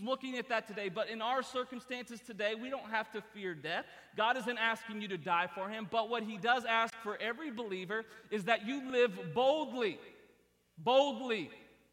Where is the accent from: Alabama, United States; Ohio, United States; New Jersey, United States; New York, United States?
Ohio, United States; Columbus; moved away; Columbus, Ohio is my hometown. That's where I was born and raised.